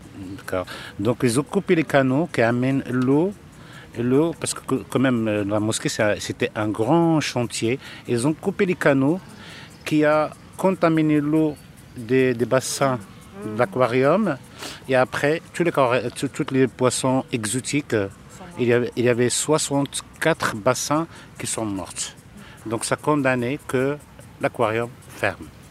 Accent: Casablanca, Casablanca-Settat, Morocco; j'ai passé mon enfance ici à Casablanca, je suis né à Casablanca

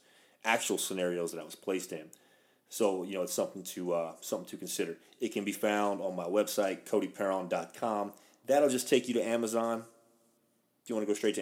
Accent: Louisiana, United States; I'm from the South. I'm Cajun from Louisiana.

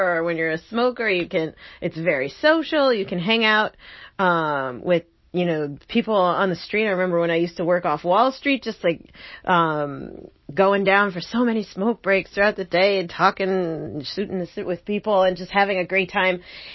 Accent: New Jersey, United States; I'm from Jersey

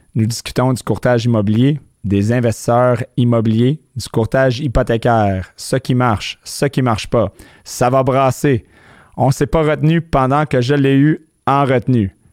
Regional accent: Montreal, Quebec, Canada; moved away as an adult; les, gens du West Island ont une certaine réputation, mais à ma défense, à, 24 ans, je suis parti du West End, je voulais rien savoir, puis je suis jamais retourné

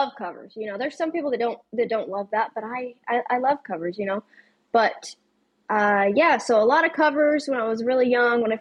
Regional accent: Pea Green, Colorado, United States; now in Texas, United States; I grew up in Western Colorado, actually a place called Pea Green.

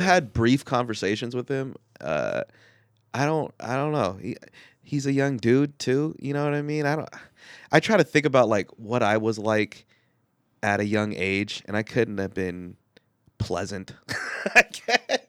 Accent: United States; I'm a Filipino American in America

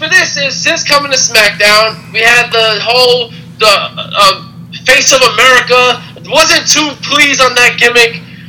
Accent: New York City, New York, United States; You know, I'm from Brooklyn, son.

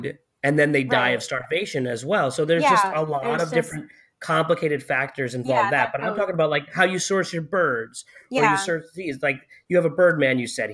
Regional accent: Connecticut, United States; I'm from Connecticut

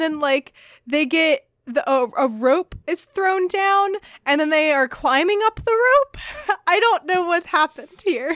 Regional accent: United States; as an American

